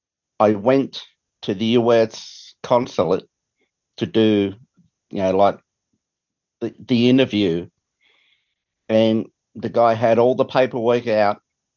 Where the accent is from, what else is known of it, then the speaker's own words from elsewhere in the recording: Australia; now in United States; I am an Australian who's living in the US and I have citizenship